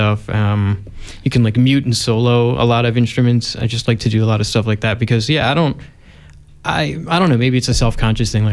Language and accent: English; Philadelphia, Pennsylvania, United States; I'm from Philadelphia, Pennsylvania.